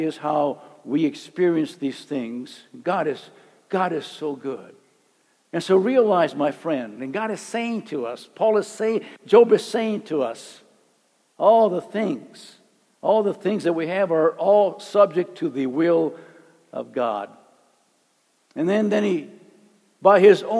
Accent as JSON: {"language": "English", "town": "Calexico", "region": "California", "country": "United States", "said": "I'm from Calexico. Calexico is like way down"}